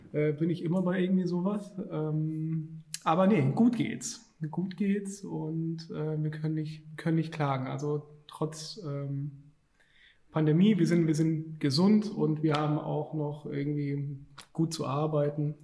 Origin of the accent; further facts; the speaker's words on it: Stuttgart, Baden-Württemberg, Germany; moved away as an adult; now in Düsseldorf, Germany; wir kommen eigentlich ursprünglich aus Stuttgart und wir sind dann nach Düsseldorf gezogen